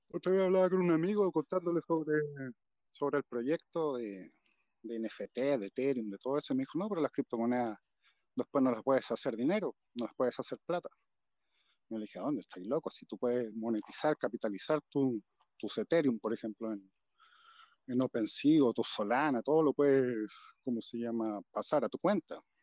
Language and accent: Spanish; Chile; ingeniero en minería en mi país, en Chile